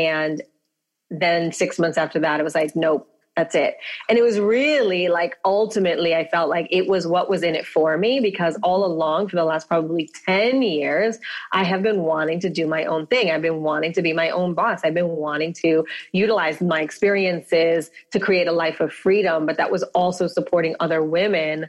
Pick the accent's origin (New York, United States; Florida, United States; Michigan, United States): New York, United States; New York City; moved away as an adult; also born or lived in Manhattan / Santa Monica; now in Los Angeles, United States; I was born and raised in the Bronx